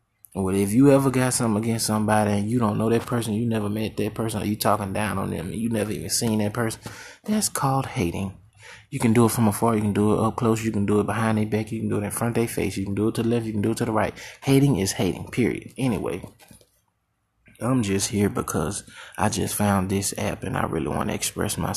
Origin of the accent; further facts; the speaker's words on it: Hattiesburg, Mississippi, United States; I was born in Hattiesburg, Mississippi, to join a clan of five